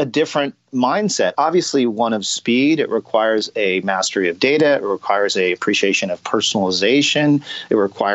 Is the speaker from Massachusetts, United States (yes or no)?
no; California, United States; moved away as an adult; also born or lived in Cincinnati, Ohio; I'm originally from California